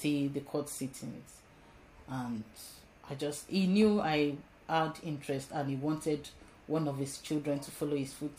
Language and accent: English; Nigeria; also born or lived in Liverpool; I was born in Liverpool, in England, and went to Nigeria as a child.